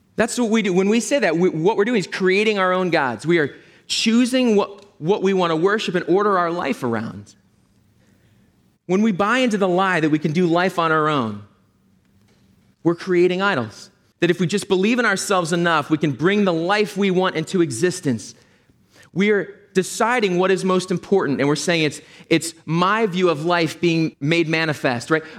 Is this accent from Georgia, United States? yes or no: no; Philadelphia, Pennsylvania, United States; also born or lived in Berkeley, California; I'm from Philadelphia.